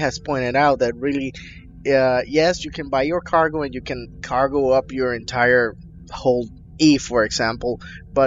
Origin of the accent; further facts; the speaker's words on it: Maryland, United States; I'm from Maryland